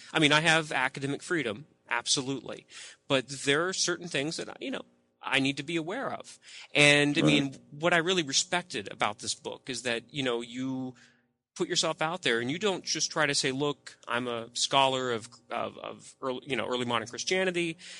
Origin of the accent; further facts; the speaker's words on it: Deep South, United States; I grew up in the Deep South. Not many Mormons, at least.